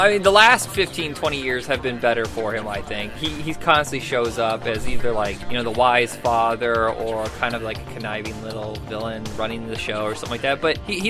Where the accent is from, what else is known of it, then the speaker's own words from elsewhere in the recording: Indiana, United States; I grew up in Indiana with repressed sexuality